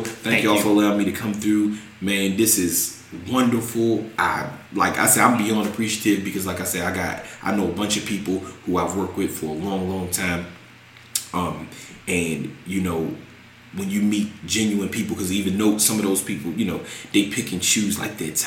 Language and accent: English; Annapolis, Maryland, United States; I'm from Annapolis